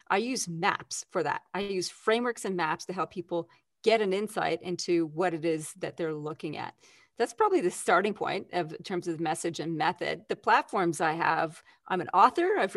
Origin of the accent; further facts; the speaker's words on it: Canada; now in Australia; That's because I'm Canadian originally.